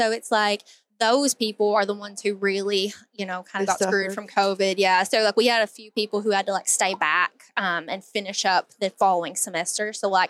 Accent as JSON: {"language": "English", "town": "Hazard", "region": "Kentucky", "country": "United States", "tie": "born or raised there", "said": "I am from a little town called Hazard, Kentucky. So it's very small."}